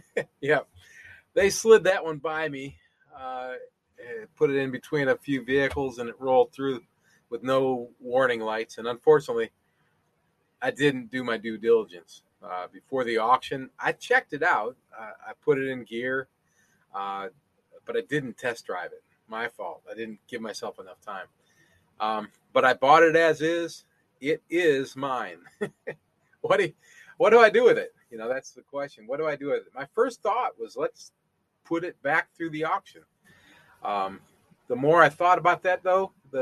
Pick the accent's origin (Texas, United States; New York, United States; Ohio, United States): Ohio, United States; Toledo; my hometown of Toledo, Ohio